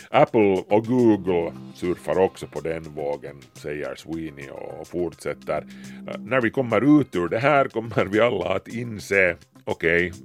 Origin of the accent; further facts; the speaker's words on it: Malmö, Skåne, Sweden; Välkomna till Malmö. Min hemstad i verkligheten och i Second Life.